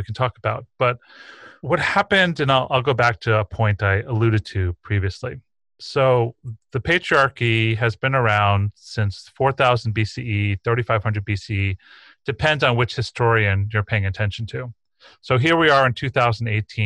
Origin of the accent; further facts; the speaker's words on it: East Coast, New York, United States; I grew up on the East Coast in New York in the 1970s